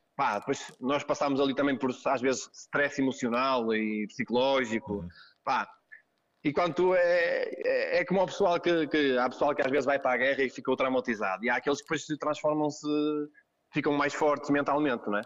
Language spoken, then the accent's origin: Portuguese; Gondomar, Porto District, Portugal; E havia aqui, na minha terra, em Ramalde, em Gondomar, no centro de Gondomar